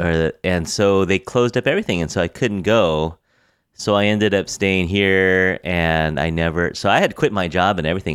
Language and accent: English; United States; I'm really American.